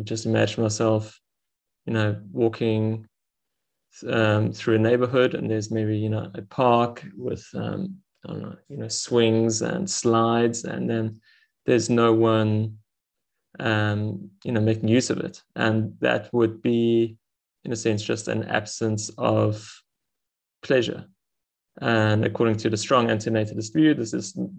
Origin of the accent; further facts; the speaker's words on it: Stellenbosch, Western Cape, South Africa; I'm from Stellenbosch in South Africa